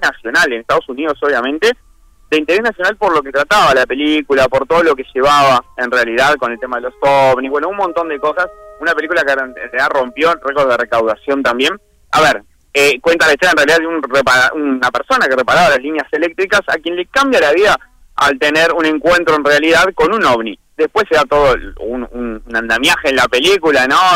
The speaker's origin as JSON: {"language": "Spanish", "region": "Flores", "country": "Uruguay", "moved": "yes", "lives_now": "Montevideo, Uruguay", "said": "yo soy de Flores, hace muchísimos años que estoy acá en Montevideo"}